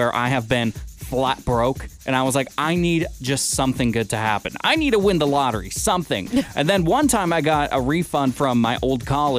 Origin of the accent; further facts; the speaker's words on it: Washington, United States; now in Santa Rosa, United States; my home state of Washington